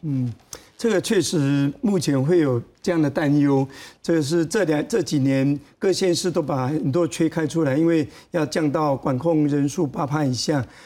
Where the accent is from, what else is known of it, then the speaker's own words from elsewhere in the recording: Yunlin County, Taiwan; moved away as an adult; also born or lived in Chiayi / Taipei; 我在嘉义师专毕业以后，如果是没办法回到自己的故乡去任教的话，比如说我是到台北，那我，我的故乡在云林，那我就，我的故乡在云林，我就，我的故乡在云林，我就是云林的， 哎，台北的流浪老师，因为我的故乡在云林